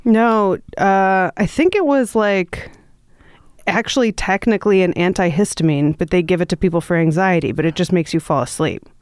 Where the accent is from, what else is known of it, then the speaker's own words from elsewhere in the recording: Milwaukee, Wisconsin, United States; moved away; I come from Milwaukee.